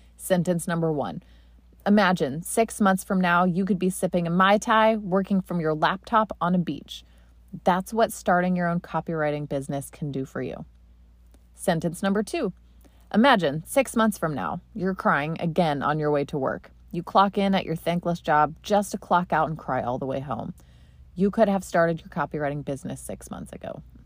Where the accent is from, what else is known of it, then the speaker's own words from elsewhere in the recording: Delaware, Ohio, United States; I used to see driving to school every day in my hometown in Delaware, Ohio.